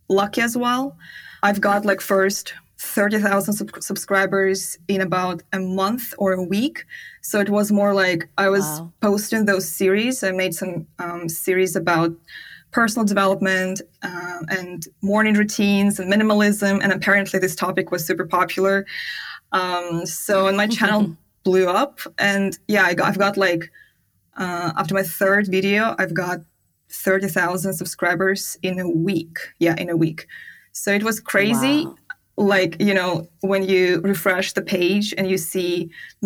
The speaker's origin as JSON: {"language": "English", "region": "Siberia", "country": "Russia", "also_born_or_lived": "China / Bali / Turkey", "second_language": "English", "moved": "as an adult", "said": "I am from Siberia"}